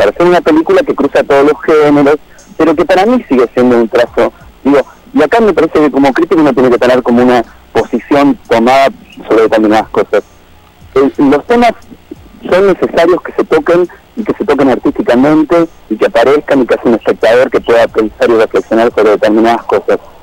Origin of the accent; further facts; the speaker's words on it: Argentina; los cinco somos eh, periodistas argentinos